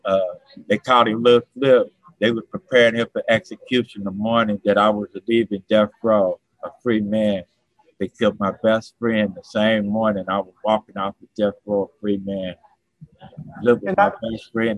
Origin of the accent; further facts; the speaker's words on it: Cincinnati, Ohio, United States; now in Florida, United States; I was born and raised in Cincinnati, Ohio